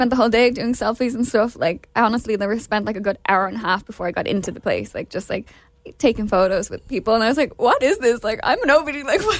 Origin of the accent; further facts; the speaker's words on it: Ireland; I'm from Ireland